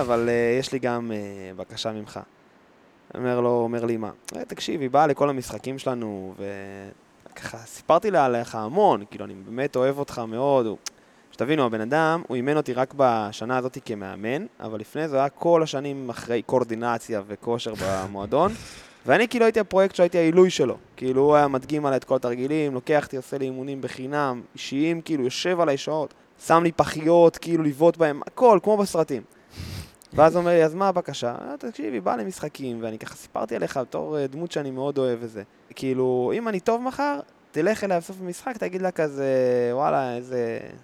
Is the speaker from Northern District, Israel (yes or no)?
yes; the North, Northern District, Israel; גדלתי בצפון